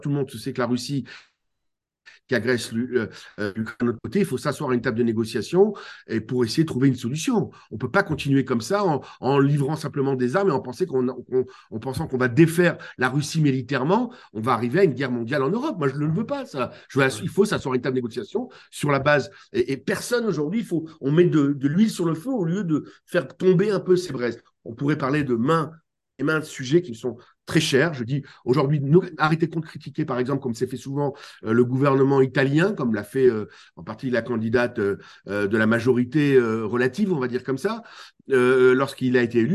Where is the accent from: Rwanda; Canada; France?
France; Chez nous en France